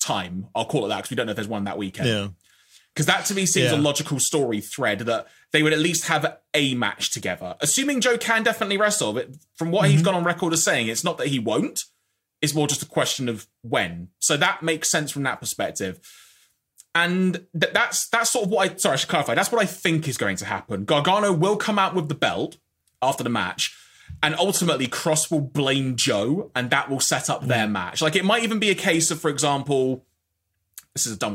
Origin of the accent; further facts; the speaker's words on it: United Kingdom; I'm eternally British